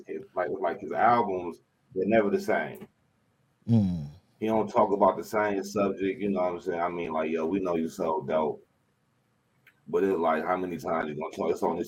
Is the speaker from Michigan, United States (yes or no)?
yes; Saginaw, Michigan, United States; I'm from Saginaw, Michigan.